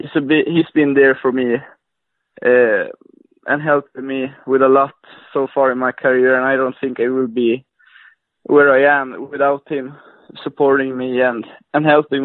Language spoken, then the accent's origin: English; Luleå, Norrbotten County, Sweden; I'm from the northern part of Sweden. a city called Lulea.